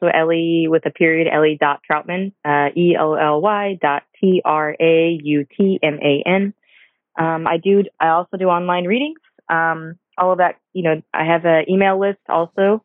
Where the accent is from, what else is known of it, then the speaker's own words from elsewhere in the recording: St. Petersburg, Florida, United States; I'm born and raised in St. Pete, so I'm born and raised here in Florida